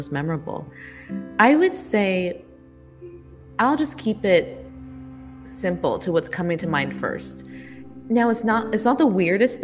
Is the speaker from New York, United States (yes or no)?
no; California, United States; I'm from California